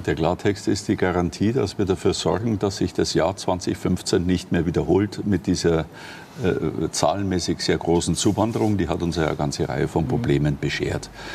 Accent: Ingolstadt, Bavaria, Germany; in meiner Heimatstadt mhm. hier in Ingolstadt

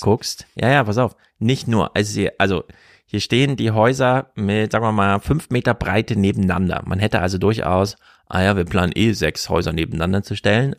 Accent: Jena, Thuringia, Germany; moved away; also born or lived in Frankfurt am Main / Bielefeld; Ich komme ja aus Jena

